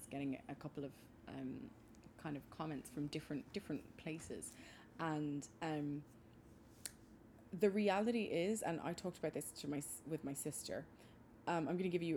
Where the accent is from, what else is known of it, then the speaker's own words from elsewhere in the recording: Maynooth, Leinster, Ireland; where are you originally from? And I always respond with Maynooth, County Kildare